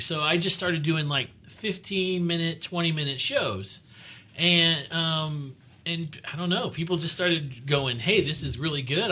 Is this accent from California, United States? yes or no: no; Miami, Florida, United States; moved away; I'm from Miami original, originally